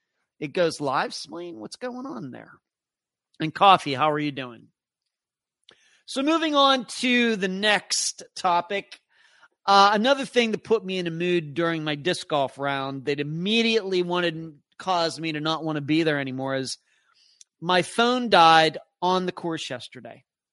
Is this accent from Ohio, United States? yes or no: yes; Ohio, United States; Irish heritage in my maternal ancestry, and it's definitely in my bucket list to visit my lifetime. I'm from Ohio.